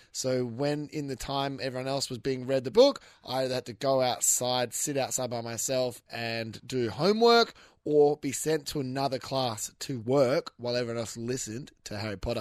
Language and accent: English; Western Australia, Australia; I'm from Western Australia, so that has to play into it because we have different sayings